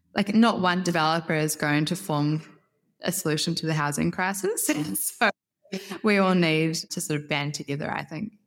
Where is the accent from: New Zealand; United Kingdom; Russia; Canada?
New Zealand; moved away as an adult; also born or lived in Europe / Eindhoven, Netherlands; now in Australia; I'm originally from Aotearoa, New Zealand.